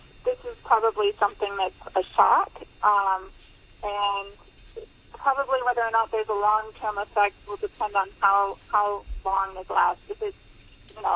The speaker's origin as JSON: {"language": "English", "country": "United States", "moved": "yes", "lives_now": "Hong Kong", "said": "I'm obviously from there originally. You can tell by my accent"}